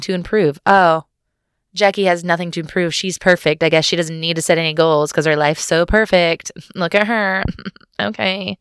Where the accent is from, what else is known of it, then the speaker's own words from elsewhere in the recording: United States; I'm an American